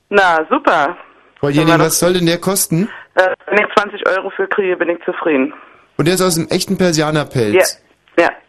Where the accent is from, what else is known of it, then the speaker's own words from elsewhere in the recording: Styria, Austria; Oh, wissen Sie, ich bin in der Steiermark groß geworden, deswegen.